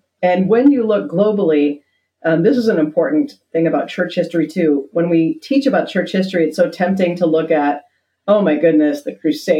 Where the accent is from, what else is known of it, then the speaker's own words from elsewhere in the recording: Netherlands; What I try to do with my students is show them the faith that I learned growing up in Holland, which is a faith that is deep and nuanced and not afraid to ask the hard questions.